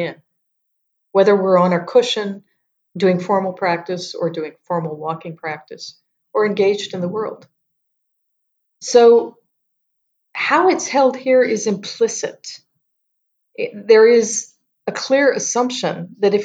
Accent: United States; moved away as an adult; now in Yangon, Myanmar; I'm American, but I live here.

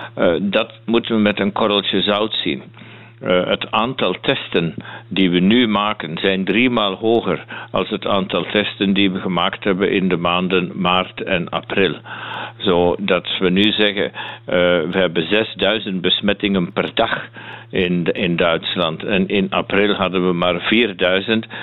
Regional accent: Flanders, Belgium; now in Münster, Germany; ik ben Vlaming

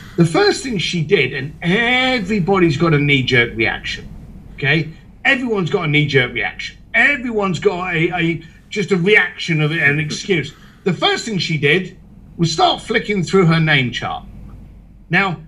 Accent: United Kingdom; moved away; also born or lived in Hong Kong; a British biker and a bricklayer

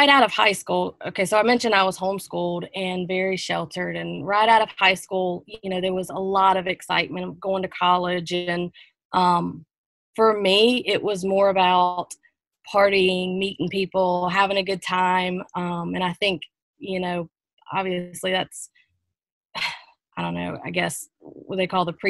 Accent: United States; moved away as an adult; also born or lived in Columbia / Charleston; Moved away from my hometown of Pomeri, so about 2 hours away

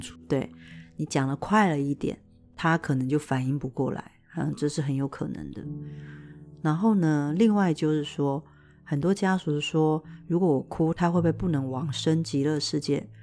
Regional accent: Taiwan; 我们中国人或者是台湾人还是有一个，呃，习惯就是要打扮得非常漂亮

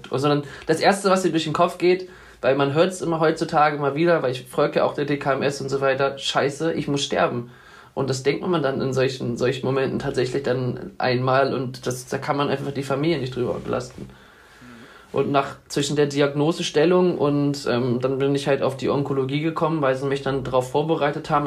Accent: Wolfsburg, Lower Saxony, Germany; komme aus Wolfsburg, wohne dort in der Nähe in so einem kleinen Dörfchen namens Danndorf

